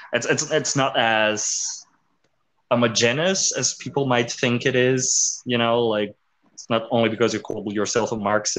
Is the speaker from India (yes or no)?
no; South Brazil, Brazil; I'm from South Brazil.